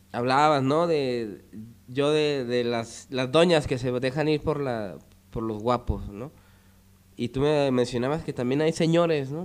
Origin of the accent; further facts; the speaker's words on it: Jerez, Zacatecas, Mexico; yo nací en Jerez